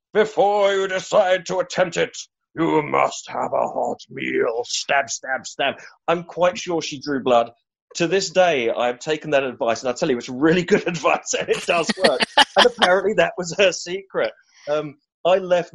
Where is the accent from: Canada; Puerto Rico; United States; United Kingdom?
United Kingdom; London; now in Edinburgh, United Kingdom; I'm from Whetstone, North London